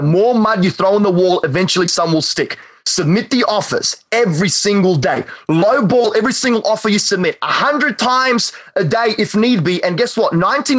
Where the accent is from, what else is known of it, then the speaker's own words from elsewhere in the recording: North Carolina, United States; I'm actually not. I'm from North Carolina.